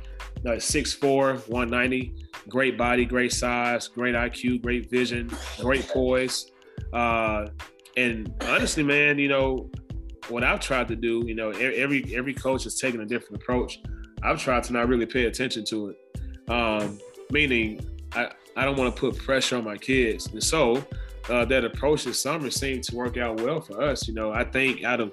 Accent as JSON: {"language": "English", "town": "Memphis", "region": "Tennessee", "country": "United States", "moved": "yes", "said": "I'm from Memphis"}